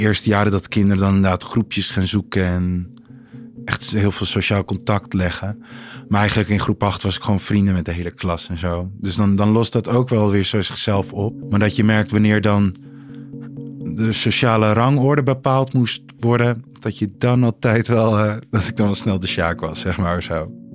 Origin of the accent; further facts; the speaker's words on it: Heemskerk, North Holland, Netherlands; moved away as an adult; now in Amsterdam, Netherlands; ik kom uit Heemskerk, maar ik woon nu in Amsterdam al 2,5 jaar